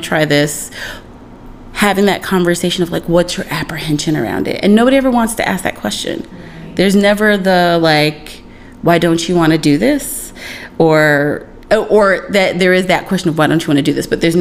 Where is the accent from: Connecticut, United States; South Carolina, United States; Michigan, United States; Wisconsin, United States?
South Carolina, United States; now in New York City, United States; I grew up in South Carolina.